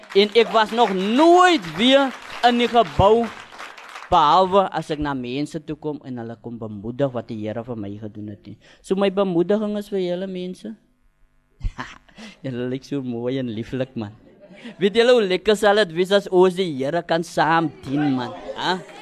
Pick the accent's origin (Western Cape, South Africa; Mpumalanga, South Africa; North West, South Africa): Western Cape, South Africa; Cape Town; ek is gebore in die Kaap